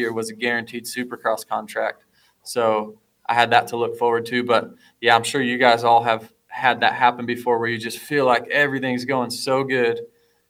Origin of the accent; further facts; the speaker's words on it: Fort Dodge, Iowa, United States; I'm some kid from Fort Dodge, Iowa